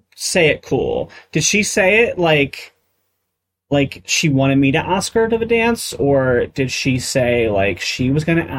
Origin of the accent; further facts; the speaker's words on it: United Kingdom; I wouldn't say y'all, because I'm British.